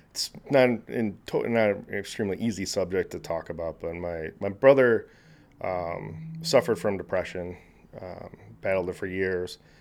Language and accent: English; Naperville, Illinois, United States; also born or lived in Kansas City, Missouri; I grew up in Naperville